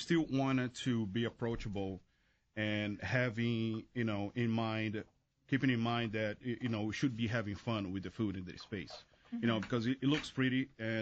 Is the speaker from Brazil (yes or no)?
yes; Brazil; moved away as an adult; also born or lived in Chicago / Boston; now in Washington, D.C., United States; Born and raised in Brazil, came to U.S. to work with another chef in Chicago